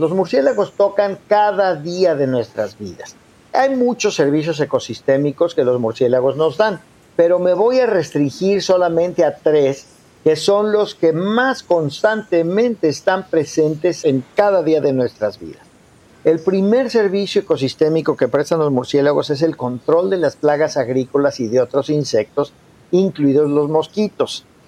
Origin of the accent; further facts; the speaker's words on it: Mexico; como mexicanos